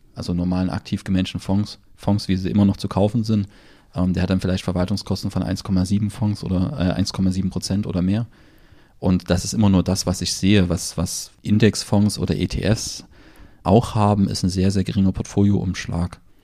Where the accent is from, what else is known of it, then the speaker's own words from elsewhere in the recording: Germany; bei uns in Deutschland